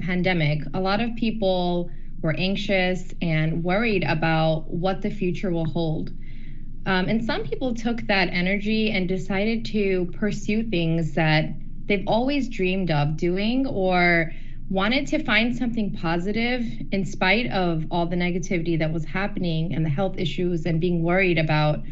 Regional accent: Detroit, Michigan, United States; growing up in Metro Detroit

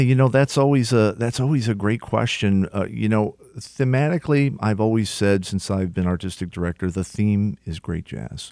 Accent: Detroit, Michigan, United States; my hometown

